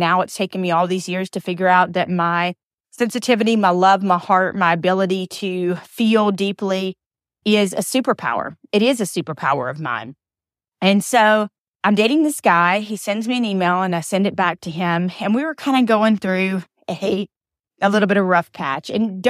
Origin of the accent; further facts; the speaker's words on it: Atlanta, Georgia, United States; born there; also born or lived in Alabama; I was born in Atlanta. I'm a Grady baby, right down the street from the new Falcons Stadium. And then spent a lot of time in Alabama and kind of all over being a military brat.